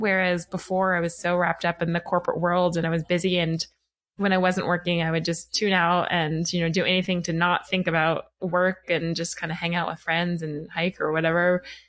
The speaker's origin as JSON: {"language": "English", "town": "Atlanta", "region": "Georgia", "country": "United States", "tie": "born or raised there", "also_born_or_lived": "New York City, United States / Los Angeles, United States", "moved": "as an adult", "said": "I am home in Atlanta, which is my hometown"}